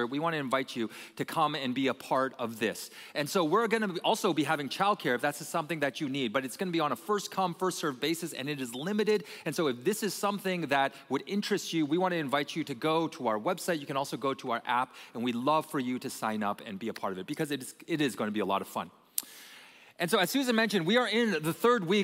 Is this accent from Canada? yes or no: yes; Canada; now in United States; I was born and I was raised in Canada